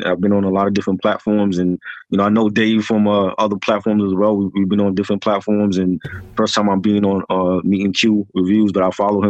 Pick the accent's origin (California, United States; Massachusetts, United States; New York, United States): New York, United States; New York City; I'm from Triboro from Brooklyn, New York City.